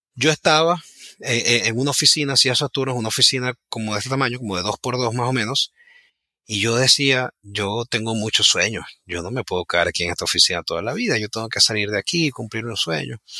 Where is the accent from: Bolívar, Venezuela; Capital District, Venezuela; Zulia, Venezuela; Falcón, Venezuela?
Zulia, Venezuela; Ciudad Ojeda; moved away as an adult; also born or lived in Maracaibo; now in United States; yo realmente nací en Maracaibo, pero desde muy pequeño me fui a vivir en una ciudad muy pequeña que se llama Ciudad Ojeda, que queda a una hora de Maracaibo